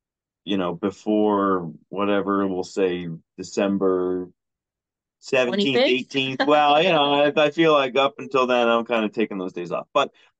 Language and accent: English; Mount Uniacke, Nova Scotia, Canada; I grew up in Mount Uniac outside of Halifax